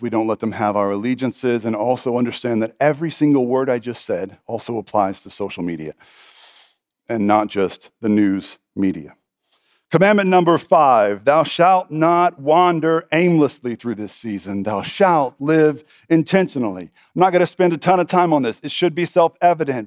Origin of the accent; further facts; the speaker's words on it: Texas, United States; I'm a Texan